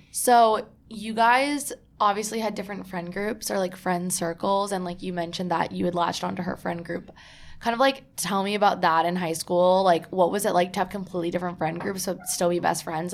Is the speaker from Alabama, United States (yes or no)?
no; New Jersey, United States; I'm from New Jersey